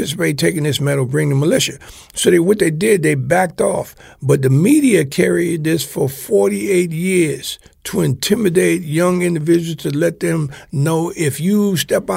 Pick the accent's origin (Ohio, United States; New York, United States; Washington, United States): New York, United States; as a kid growing up in New York on Lenox Avenue